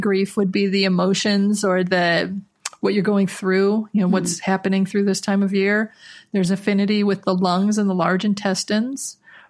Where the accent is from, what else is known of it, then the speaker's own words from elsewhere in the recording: Minnesota, United States; especially growing up in Minnesota